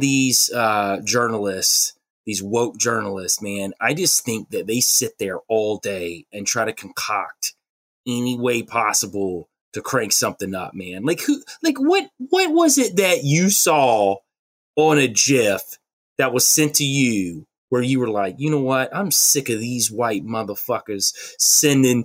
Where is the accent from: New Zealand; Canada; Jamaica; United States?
United States; the South; I'm from the South.